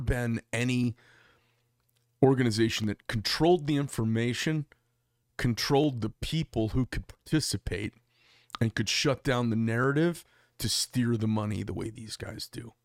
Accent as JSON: {"language": "English", "town": "Phoenix", "region": "Arizona", "country": "United States", "said": "We're from Phoenix, Arizona"}